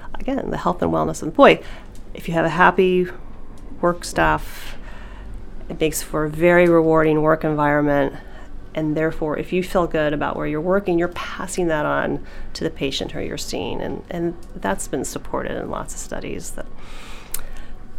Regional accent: Nashville, Tennessee, United States; also born or lived in New Jersey; We're from the South. We lived in New Jersey for a while in a small community and moved back to Nashville, Tennessee

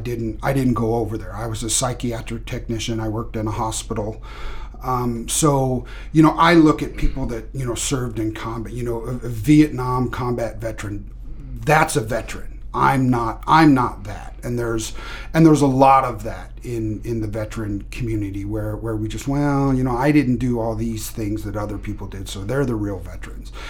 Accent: Kansas, United States; now in Maine, United States; I guess I would say that I am from Kansas. That's where I've spent uh, most of my life, but moved around a lot as as a, a kid

